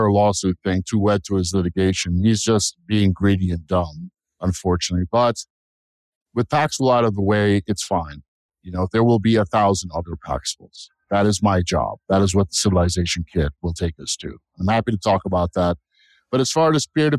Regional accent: United States; I'm an American. I'm a patriot

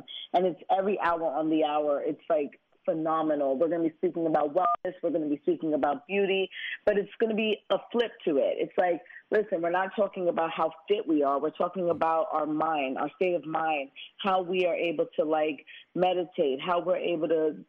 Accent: Brooklyn, New York, United States; Growing up in Brooklyn, I know what I could have became if I didn't have the guidance

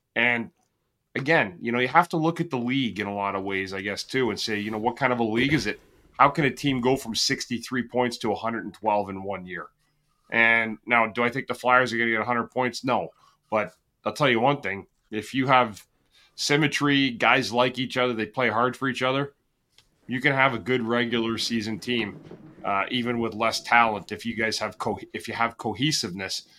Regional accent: Ottawa, Ontario, Canada; I'm from Ottawa

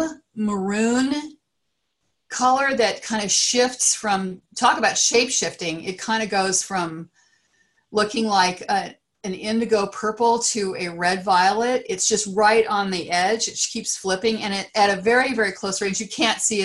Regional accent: Great Plains, United States; now in California, United States; growing up on the Great Plains, I didn't have a lot of other things

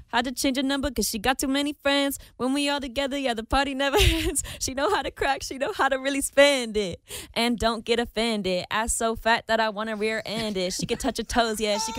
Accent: Napa, California, United States; It's my hometown.

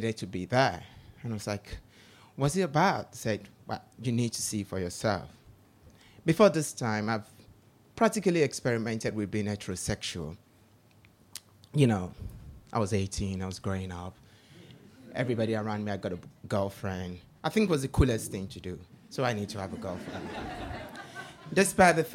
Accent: Nigeria; growing up in Nigeria

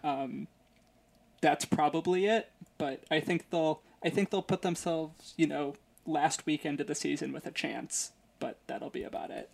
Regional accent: Chicago, Illinois, United States; I'm from Chicago

